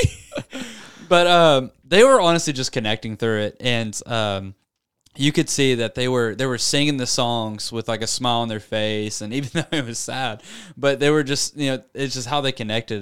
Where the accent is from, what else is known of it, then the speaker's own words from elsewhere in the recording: Searcy, Arkansas, United States; born and raised in Searcy, Arkansas